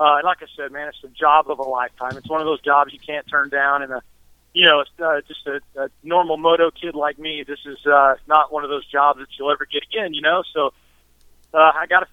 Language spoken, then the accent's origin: English; Amarillo, Texas, United States; also born or lived in Middle East; I grew up in Amarillo, Texas